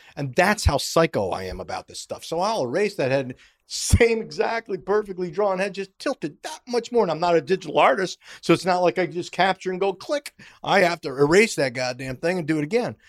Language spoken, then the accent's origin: English; Schenectady, New York, United States; moved away as an adult; my hometown, the way it was pronounced, Schenectady